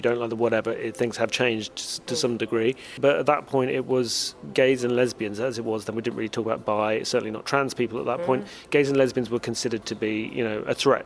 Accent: United Kingdom; my experience growing up in Britain

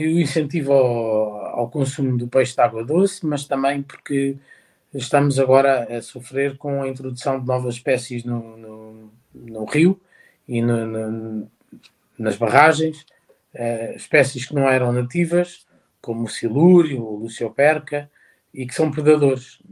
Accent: Santarém, Santarém District, Portugal; Eu nasci, no, nasci em Santarém e à beira-rio

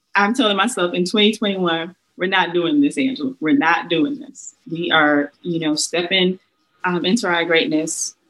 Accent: South Carolina, United States; now in Charlotte, United States; I'm from South Carolina

